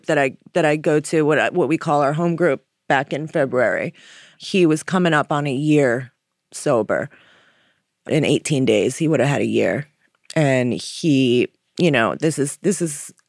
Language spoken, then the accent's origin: English; Jersey Shore, New Jersey, United States; moved away as an adult; now in Philadelphia, United States; I'm from the Jersey Shore originally, new to Philadelphia